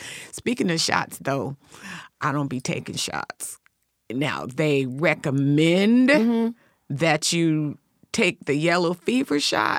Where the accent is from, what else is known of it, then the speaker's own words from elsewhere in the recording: South Africa; I'm South African. And in South Africa, I'm a borderline of being colored and black